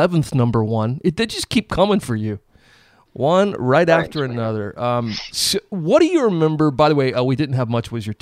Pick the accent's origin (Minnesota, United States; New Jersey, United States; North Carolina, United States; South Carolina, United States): South Carolina, United States; Columbia; I grew up in Columbia, so I was always a fan growing up